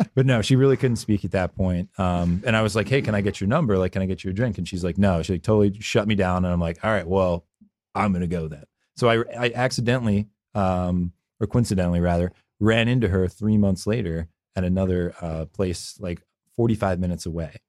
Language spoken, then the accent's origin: English; Philadelphia, Pennsylvania, United States; I grew up in Philadelphia